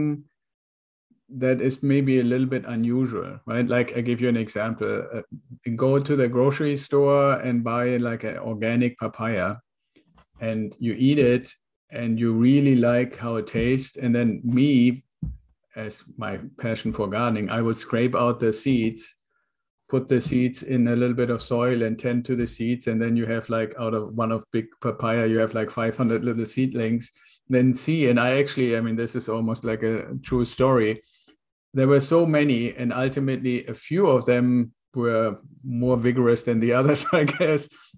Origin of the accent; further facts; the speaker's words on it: Germany; moved away as an adult; now in United States; I'm originally from Germany. I was in the Air Force, came over to the United States in an exchange program with the Air Force